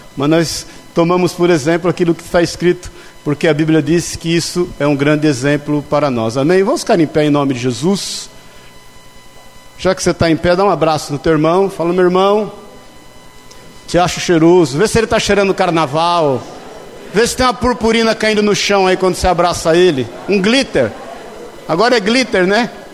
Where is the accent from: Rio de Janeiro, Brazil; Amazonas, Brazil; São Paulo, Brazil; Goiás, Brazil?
São Paulo, Brazil; moved away; also born or lived in Pouso Alegre, Minas Gerais; como bom paulista